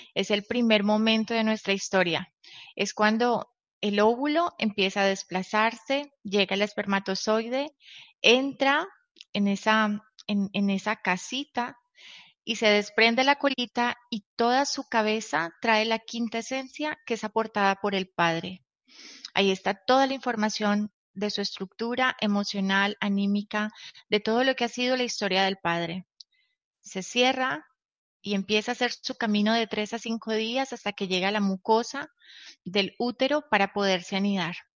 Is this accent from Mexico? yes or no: no; Colombia; nací en Colombia